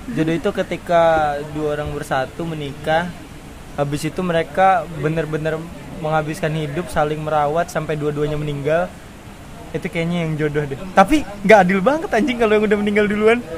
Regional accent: Indonesia; kita orang Indonesia

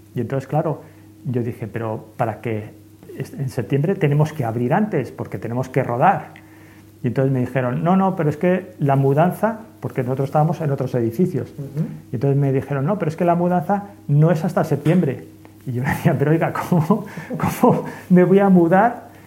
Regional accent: Santander, Cantabria, Spain; also born or lived in Madrid; yo soy más cántabro santanderino que madrileño. Por supuesto, ¿no? Pues la familia de mi madre es de de Cantabria y entonces pues me he criado al

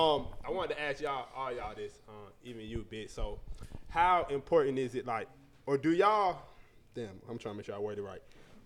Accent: Atlanta, Georgia, United States; I'm from Atlanta, too.

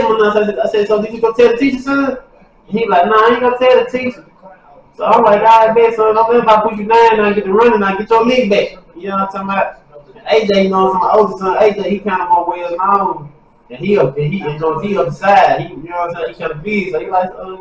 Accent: Mississippi, United States; I'm from Mississippi

